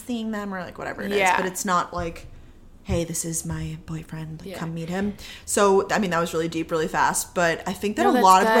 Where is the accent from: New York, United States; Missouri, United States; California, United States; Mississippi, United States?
New York, United States; Long Island; moved away as an adult; also born or lived in Georgia, United States; now in Boston, United States